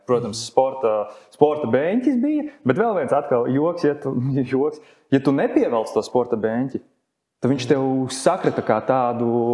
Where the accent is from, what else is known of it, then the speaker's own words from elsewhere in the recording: Latvia; Es esmu latvietis